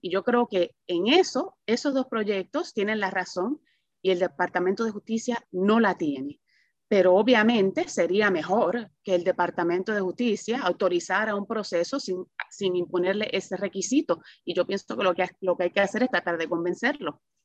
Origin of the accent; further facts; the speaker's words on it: Puerto Rico; moved away; Yo, yo crecí en Puerto Rico, mi mamá y su familia son puertorriqueños, mis padres viven allí todavía.